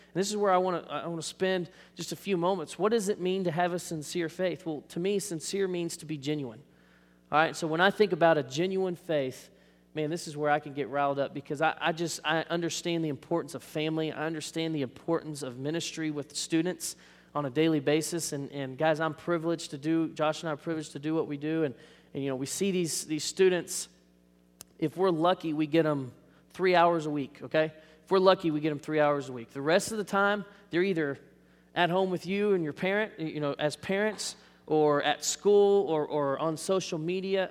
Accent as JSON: {"language": "English", "town": "Arlington", "country": "United States", "tie": "born or raised there", "said": "I grew up in Arlington"}